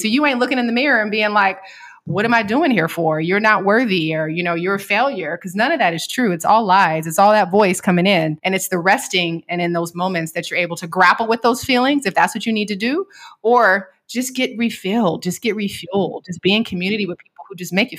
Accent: Seattle, Washington, United States; I'm from Seattle and we spent a lot of time on boats.

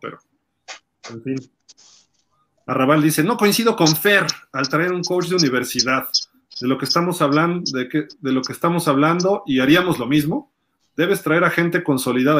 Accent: Mexico

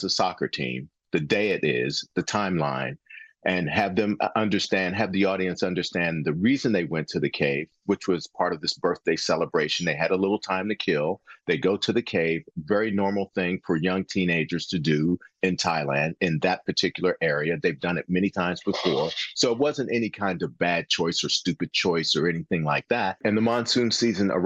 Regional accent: Western Pennsylvania, United States; I'm from Western Pennsylvania

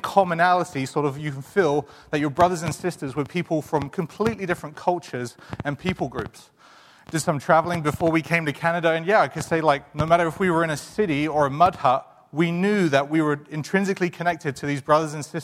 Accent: England, United Kingdom; moved away; we're both from England

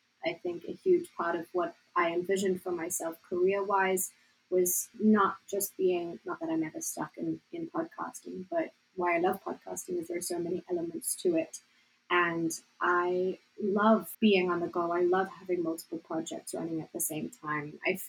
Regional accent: South Africa; accent: South African; My accent's ever changing, thanks to Jill. But I used to have more of a South African accent. Now it just sounds more and more American because I spent all my time there.

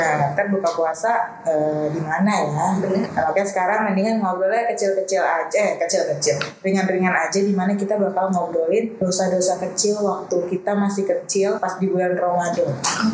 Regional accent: Tangerang, Banten, Indonesia; rumah aku di Ciledug

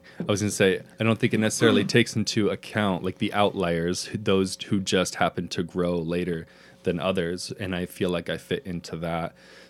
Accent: Pendleton, Oregon, United States; I absolutely loved growing up in Pendleton.

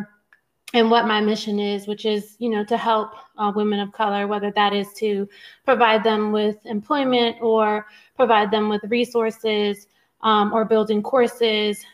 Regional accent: Newport News, Virginia, United States; I come from Newport News, Virginia. I grew up in public housing.

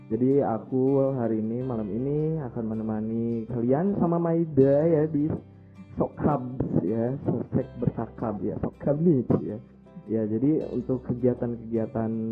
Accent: Ciamis, West Java, Indonesia; Ya, aku asal daerahku dari Ciamis, Jawa Barat.

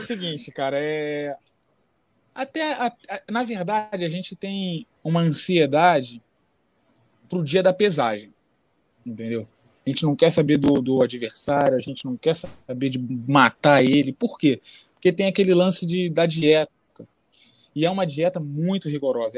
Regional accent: Brazil; Eu sou brasileiro, faço jiu-jitsu, mas não sou do jiu-jitsu

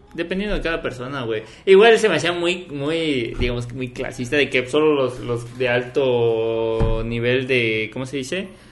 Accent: Mexico

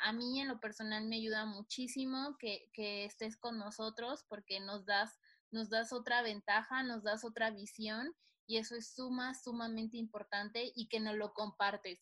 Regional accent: Mexico; nosotros como mexicanos

